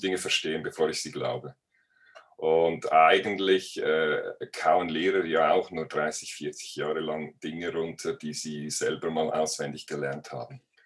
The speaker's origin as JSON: {"language": "German", "country": "Switzerland", "said": "als Schweizer"}